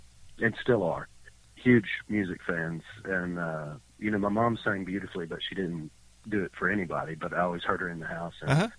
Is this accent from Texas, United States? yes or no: yes; Texas, United States; also born or lived in Georgia / Montana; I'm originally from Georgia and grew up in Texas. Spent most of my life in, most of my early life in Texas.